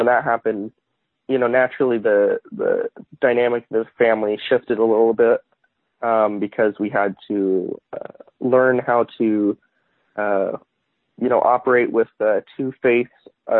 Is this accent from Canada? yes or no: no; Arizona, United States; also born or lived in Utah; I was born in Utah, but moved to Arizona when I was around one